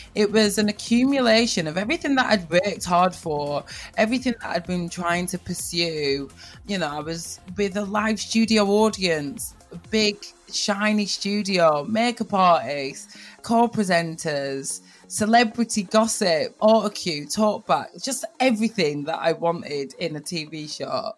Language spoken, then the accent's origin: English; Blackburn, North West England, United Kingdom; moved away; Growing up in Blackburn